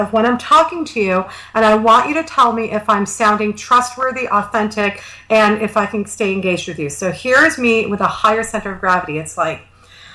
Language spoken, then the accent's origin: English; Canada; I'm Canadian